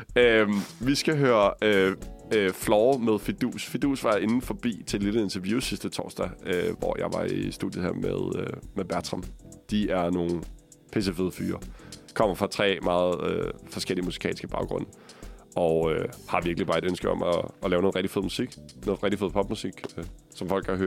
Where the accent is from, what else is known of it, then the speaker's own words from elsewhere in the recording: Copenhagen, Capital Region of Denmark, Denmark; som københavner